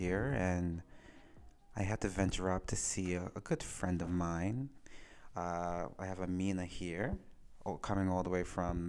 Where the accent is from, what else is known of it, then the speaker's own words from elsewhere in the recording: Bermuda; moved away; my home country of Bermuda.